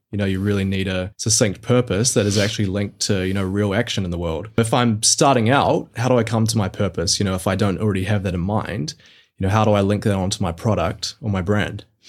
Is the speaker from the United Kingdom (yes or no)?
no; Mount Maunganui, Bay of Plenty, New Zealand; my hometown down in Mount Maunganui, New Zealand.